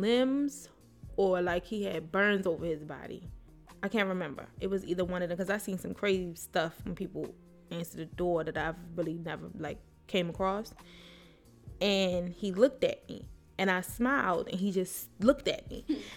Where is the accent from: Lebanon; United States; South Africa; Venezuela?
United States; Baltimore, Maryland; growing up in Baltimore